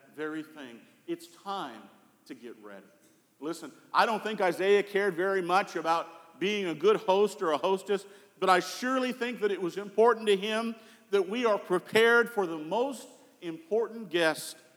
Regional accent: Colorado, United States; growing up in Colorado

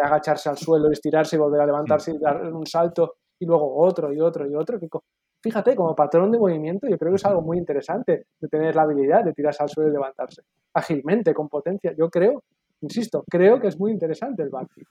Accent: Barcelona, Catalonia, Spain; aquí en Cataluña, en Barcelona, y me considero barcelonés y me considero catalán y me considero español

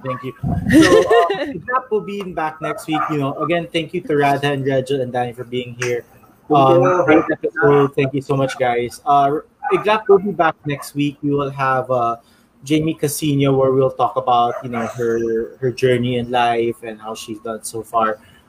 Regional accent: Manila, Metro Manila, Philippines; We're both from Manila.

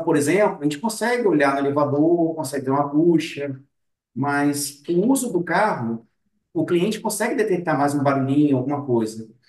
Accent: Vitória, Espírito Santo, Brazil; Eu nasci aqui mesmo na Grande Vitória, nascido e criado na Grande Vitória

